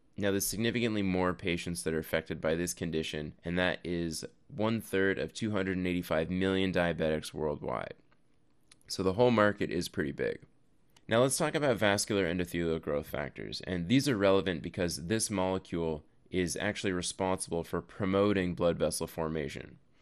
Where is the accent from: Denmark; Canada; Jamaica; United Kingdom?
Canada; now in United States; I am actually Canadian, but I do live in the U S